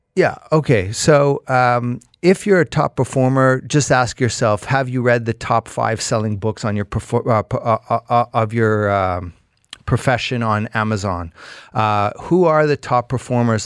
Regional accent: Canada; as a Canadian

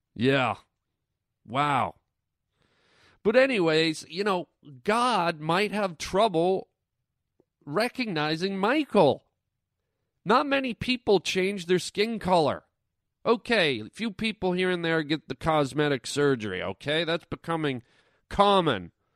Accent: Toronto, Ontario, Canada; moved away; Toronto, Ontario, Canada, my hometown

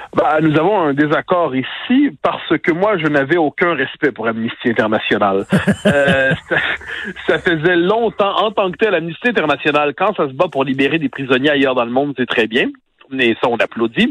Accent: Quebec, Canada; on est des Québécois

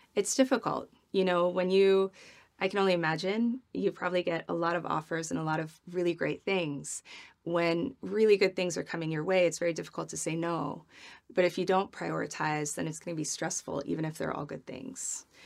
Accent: Midwest, United States; I'm from the Midwest where you have dinner parties

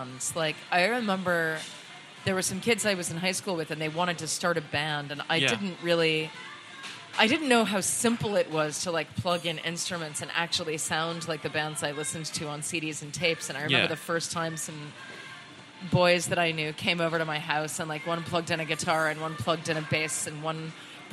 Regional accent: Lexington, Massachusetts, United States; Lexington, Massachusetts, my hometown

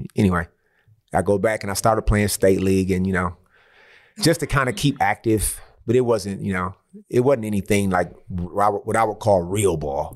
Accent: Saginaw, Michigan, United States; moved away as an adult; now in Australia; I'm from Saginaw, which is, let's say, like a hundred miles from Detroit.

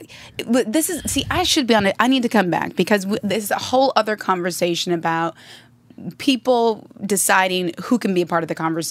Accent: Michigan, United States; moved away as an adult; also born or lived in New York; now in Los Angeles, United States; I grew up in Michigan.

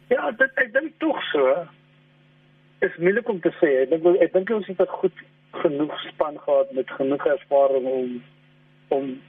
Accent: South Africa; also born or lived in England; ons as Suid-Afrikaners

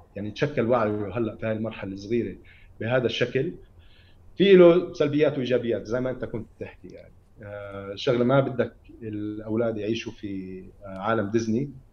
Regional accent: Ramallah, West Bank, Palestine; انا ابن رام الله

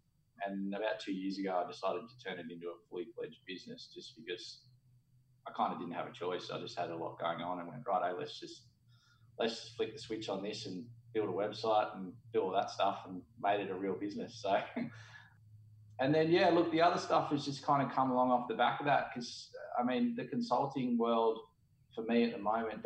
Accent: Australia; I'm an Aussie

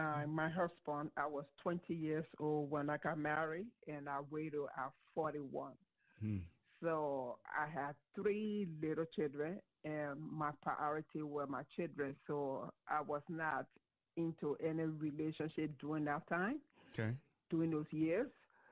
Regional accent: Liberia; I'm from Liberia, West Africa.

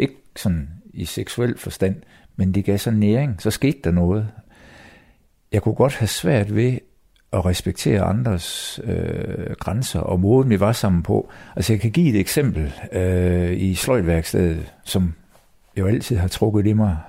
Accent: Copenhagen, Capital Region of Denmark, Denmark; jeg er født på Rigshospitalet i København

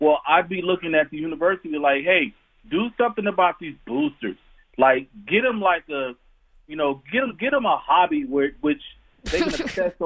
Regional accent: Tucson, Arizona, United States; now in Alabama, United States; I'm from Tucson, Arizona, but I've been in Alabama for the past 20 years.

